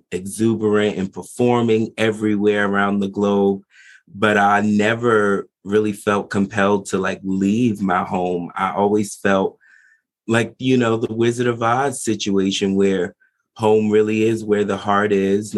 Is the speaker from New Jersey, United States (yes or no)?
yes; New Jersey, United States; I am in New Jersey. I am not too far from New York City. I'm an East Coast boy, born and raised, been here for 25 years.